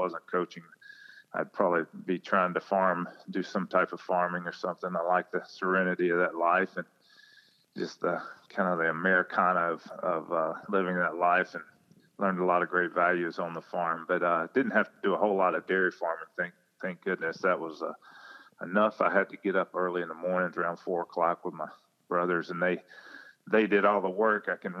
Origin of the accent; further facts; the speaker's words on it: rural Mississippi, United States; now in Texas, United States; I've been in Texas for so long, I kind of feel like I'm half Texan now, but I grew up in the South in rural Mississippi and grew up on a farm. It was a dairy farm. Until I was 8 years old.